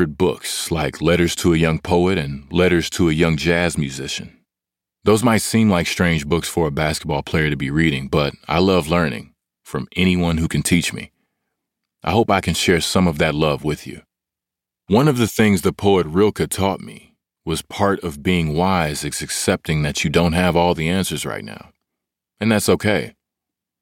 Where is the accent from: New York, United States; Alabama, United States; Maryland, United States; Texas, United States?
Texas, United States; Hutchins; I am originally from Hutchins, Texas